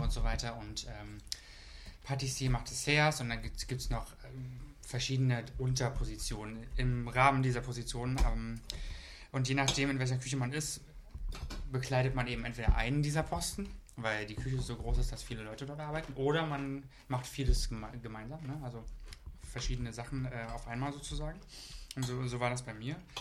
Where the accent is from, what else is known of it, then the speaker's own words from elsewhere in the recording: Brandenburg, Germany; ich komme ja aus dem tiefsten Brandenburg